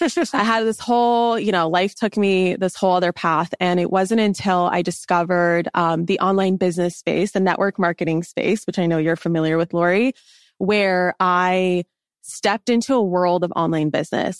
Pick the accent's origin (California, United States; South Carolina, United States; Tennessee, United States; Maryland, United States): California, United States; Los Angeles; moved away as an adult; also born or lived in Washington State; I grew up in Los Angeles